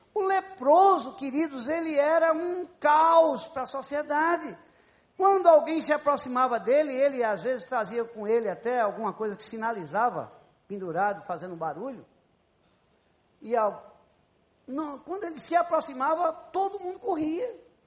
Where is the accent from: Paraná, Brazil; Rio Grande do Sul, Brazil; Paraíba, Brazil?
Paraíba, Brazil; moved away as an adult; also born or lived in Campos dos Goytacazes, Rio de Janeiro; Quando eu saí da Paraíba para vir fazer medicina aqui no Rio, em Campos, eu já disse a vocês que, pelo fato de ter nascido na Paraíba, eu não pedi para nascer na Paraíba